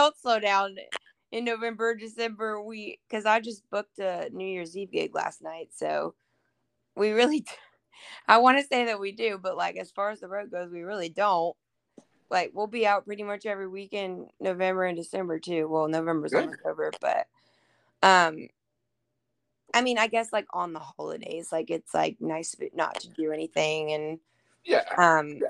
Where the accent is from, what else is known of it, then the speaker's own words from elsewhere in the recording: Murfreesboro, Tennessee, United States; I live in Murfreesboro, which is like 30 minutes outside of Nashville. And that's where I was born and raised